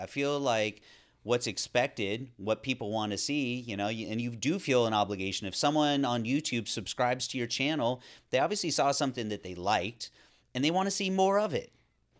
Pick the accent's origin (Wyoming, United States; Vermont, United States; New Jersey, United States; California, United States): California, United States; considering the way I grew up in Northern California, outside, doing things, mountain biking, was on the river and the ocean